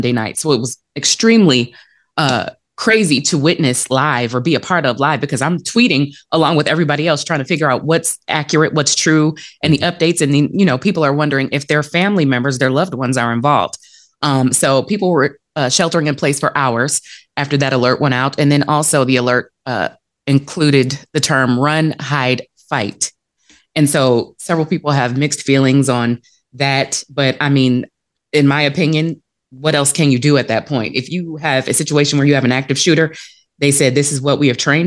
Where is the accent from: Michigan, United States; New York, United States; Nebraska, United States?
Michigan, United States; Detroit; the city of Detroit, which is my hometown